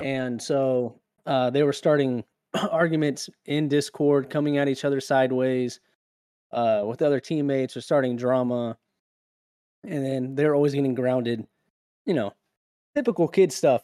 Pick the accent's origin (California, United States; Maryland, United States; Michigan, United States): California, United States; now in South Carolina, United States; growing up in California